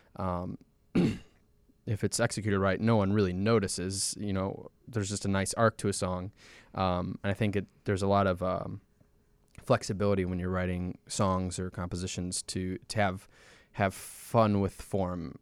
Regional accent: Chicago, Illinois, United States; we're from Chicago and Saint Paul, the majority of us are from Chicago

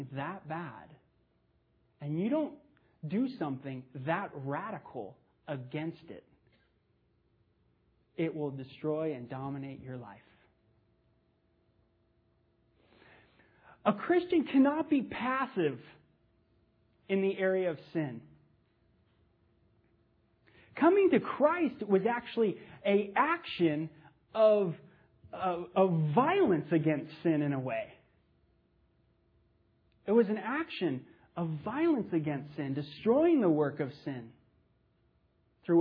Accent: Los Angeles, California, United States; I grew up in the San Fernando Valley in the 70s

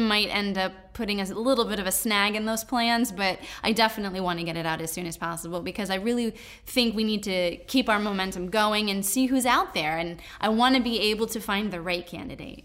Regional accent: Danbury, Connecticut, United States; I grew up here.

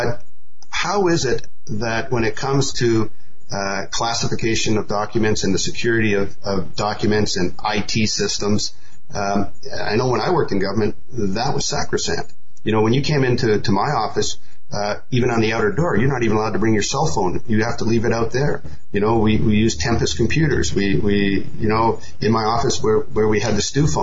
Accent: Canada; now in Asia; I'm a Canadian, I live in Asia

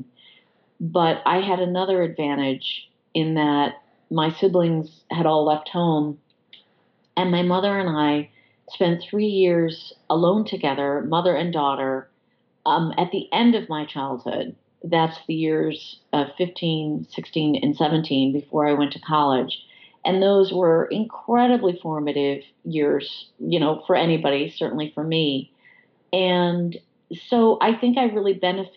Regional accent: Freeville, New York, United States; moved away as an adult; also born or lived in London / Washington, D.C. / Chicago; I had always spent a lot of time in my hometown. My entire family lives here

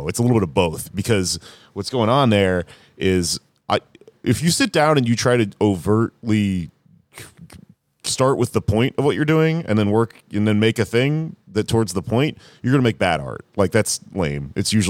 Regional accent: South Korea; English is a second language; I'm from South Korea. It's a capitalist country.

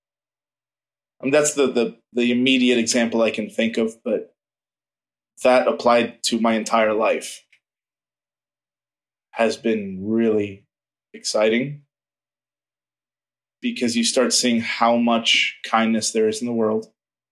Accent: Miami, Florida, United States; I grew up in Miami, which is a very, very fast, aggressive city

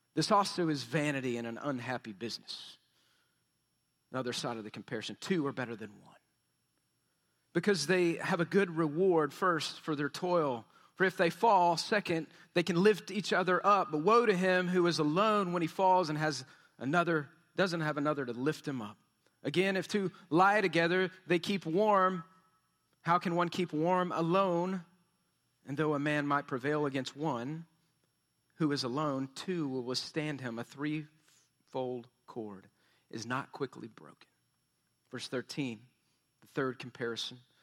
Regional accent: Texas, United States; We're from Texas

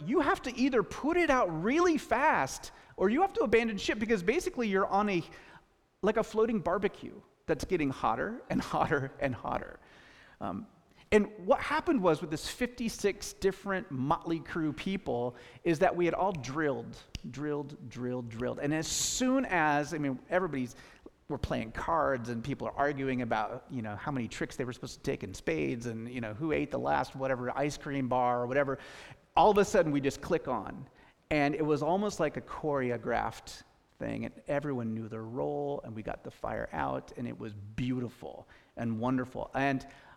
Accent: Gig Harbor, Washington, United States; I grew up in Gig Harbor, Washington

